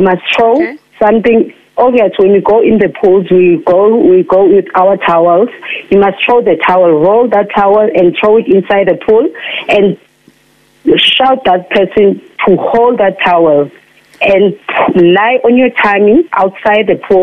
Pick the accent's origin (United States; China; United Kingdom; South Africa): South Africa; Lusikisiki, Eastern Cape; I'm from Lusikisiki